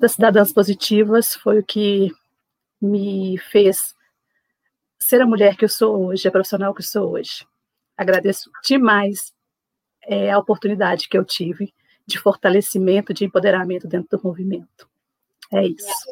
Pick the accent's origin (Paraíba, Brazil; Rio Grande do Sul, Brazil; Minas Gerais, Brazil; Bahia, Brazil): Minas Gerais, Brazil; Belo Horizonte; trabalho no CTA aqui em Belo Horizonte, sou de Belo Horizonte